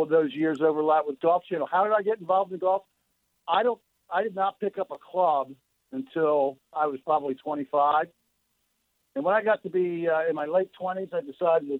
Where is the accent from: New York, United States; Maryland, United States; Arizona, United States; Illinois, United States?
Maryland, United States; Baltimore; I grew up in Baltimore, Maryland